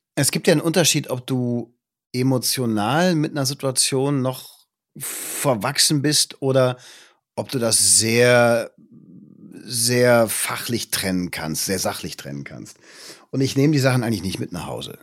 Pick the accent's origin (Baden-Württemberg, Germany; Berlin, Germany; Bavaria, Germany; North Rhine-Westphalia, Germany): North Rhine-Westphalia, Germany; Düsseldorf; now in Potsdam, Germany; Meine Heimat ist immer Düsseldorf